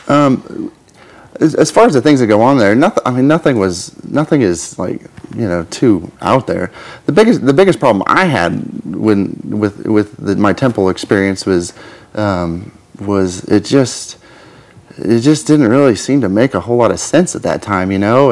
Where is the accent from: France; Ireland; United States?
United States; Twin Falls, Idaho; now in Kansas, United States; I grew up in Twin Falls